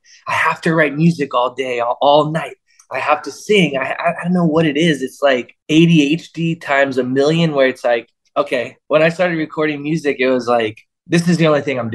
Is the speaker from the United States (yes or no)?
yes; Florida, United States; I grew up in Florida